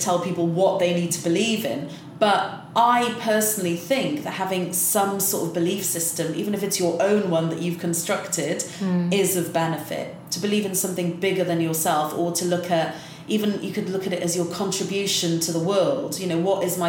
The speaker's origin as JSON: {"language": "English", "region": "South Wales", "country": "United Kingdom", "moved": "yes", "lives_now": "London, United Kingdom", "said": "I'm from South Wales, where you do see a different community spirit in the valleys"}